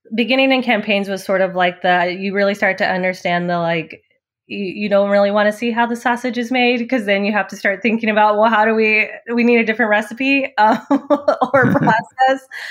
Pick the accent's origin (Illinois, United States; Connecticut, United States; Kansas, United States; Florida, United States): Kansas, United States; Liberal; also born or lived in San Angelo, Texas; we moved to rural Kansas, liberal Kansas, when I was about ten years old. So that's where I spent, you know, most of my growing up years